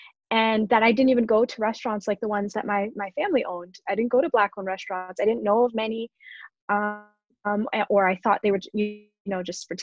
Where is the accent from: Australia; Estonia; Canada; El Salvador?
Canada; also born or lived in Toronto / Michigan; My family had an Ethiopian restaurant in my hometown in Canada back in the 90s